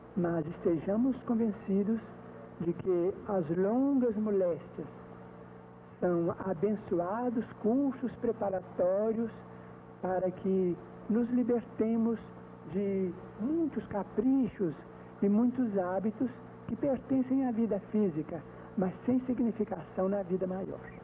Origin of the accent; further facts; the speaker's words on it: Pedro Leopoldo, Minas Gerais, Brazil; moved away as an adult; now in Uberaba, Brazil; Fosse em Pedro Leopoldo, onde eu nasci, como aqui em Uberaba, onde eu já estou praticamente há 10 anos